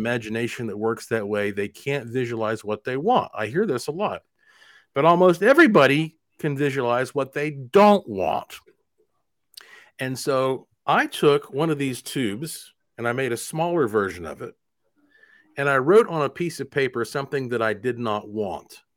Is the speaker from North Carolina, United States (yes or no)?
yes; Asheville, North Carolina, United States; moved away as an adult; also born or lived in Puerto Rico; now in Las Vegas, United States; I was born and raised in Asheville, North Carolina